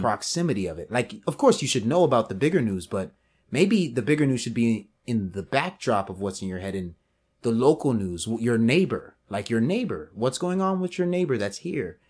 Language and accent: English; Houston, Texas, United States; I'm a Richmond guy, you're a Sharpstown guy, but we're both from Houston